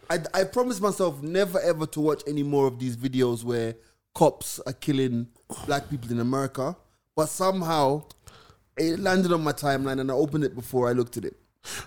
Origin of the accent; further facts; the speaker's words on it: Jamaica; now in Kenya; I'm living in Kenya, that I'm living as a Jamaican